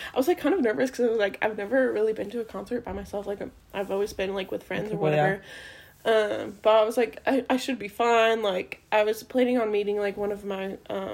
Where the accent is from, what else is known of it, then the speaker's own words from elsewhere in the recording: Waterloo, Indiana, United States; moved away; I drove from Evansville to Waterloo, Indiana, which is my hometown